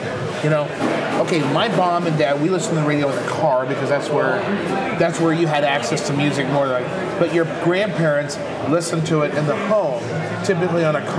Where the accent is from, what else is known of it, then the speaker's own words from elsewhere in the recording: Texas, United States; And we're all from Texas, right?